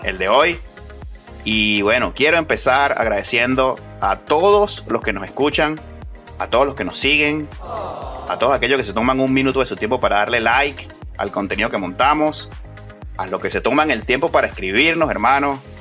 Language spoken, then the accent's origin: Spanish; Venezuela; uno como venezolano